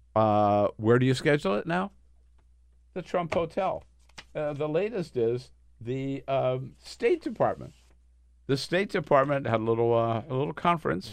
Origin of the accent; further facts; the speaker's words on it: northern Delaware, United States; I grew up in northern Delaware, but we had a house in southern Delaware.